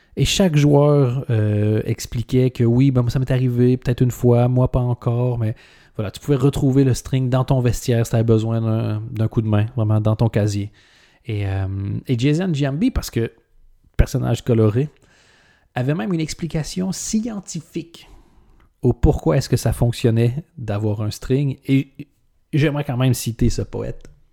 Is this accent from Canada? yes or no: yes; Canada; en tant que Canadien